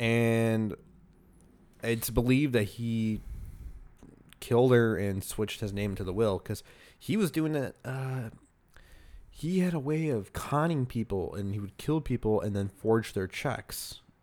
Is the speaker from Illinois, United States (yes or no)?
yes; Chicago, Illinois, United States; we're from Chicago